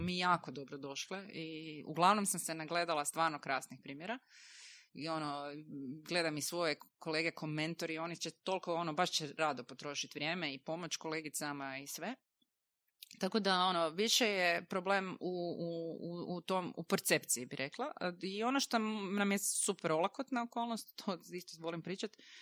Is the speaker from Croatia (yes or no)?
yes; Croatia; kod nas u Hrvatskoj